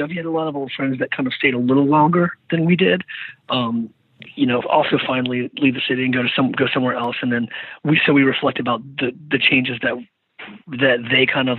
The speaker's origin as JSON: {"language": "English", "town": "Richmond", "region": "Virginia", "country": "United States", "tie": "born or raised there", "said": "Yeah, I was."}